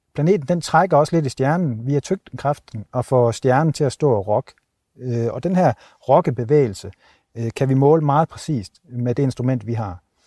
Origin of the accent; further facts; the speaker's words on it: Denmark; moved away; hjemme i Danmark